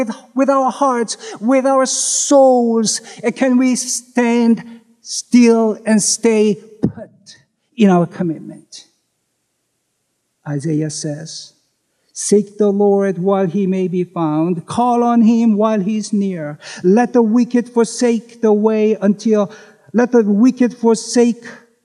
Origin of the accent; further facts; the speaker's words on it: South Korea; moved away as an adult; now in United States; Though I'm a U.S. citizen, unlike most of you, I was born in Korea and grew up there